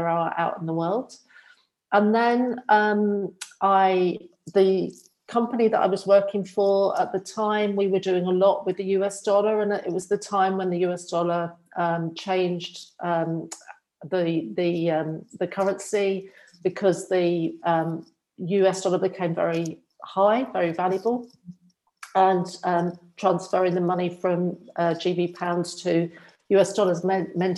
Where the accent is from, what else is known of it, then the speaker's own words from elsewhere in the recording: England, United Kingdom; moved away as an adult; also born or lived in Australia / Dubai / Phuket; now in Spain; I'm originally from England, and I moved out to Australia just to see what it would be like to live abroad